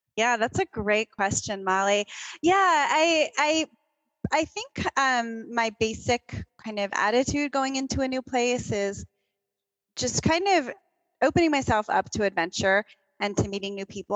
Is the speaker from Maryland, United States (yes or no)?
yes; Baltimore, Maryland, United States; I grew up in Baltimore